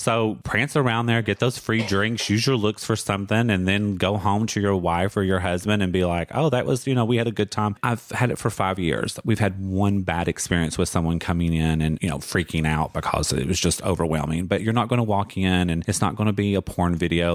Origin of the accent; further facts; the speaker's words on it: Pikeville, Kentucky, United States; accent: Southern; moved away as an adult; I actually grew up in Eastern Kentucky in a little city called Pikeville.